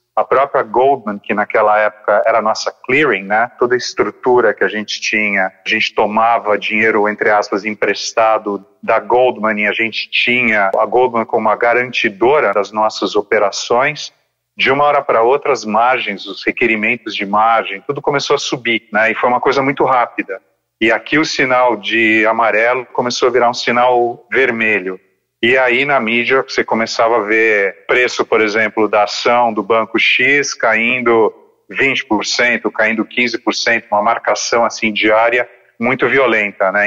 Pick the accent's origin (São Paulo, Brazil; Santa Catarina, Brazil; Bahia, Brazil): São Paulo, Brazil; Eu estudei, acho que boa parte da minha infância com você no St. Paul's, é um colégio bilíngue aqui de São Paulo